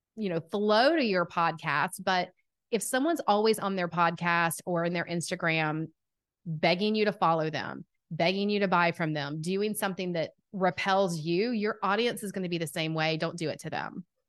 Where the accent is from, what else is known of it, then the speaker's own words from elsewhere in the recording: Atlanta, Georgia, United States; accent: southern; I am from Atlanta, Georgia. If you can't tell by the southern accent, I've been told it's quite strong.